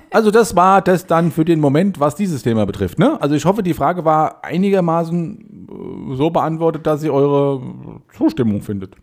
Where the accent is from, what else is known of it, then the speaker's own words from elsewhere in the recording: Heide, Schleswig-Holstein, Germany; ich bin ja in Heide aufgewachsen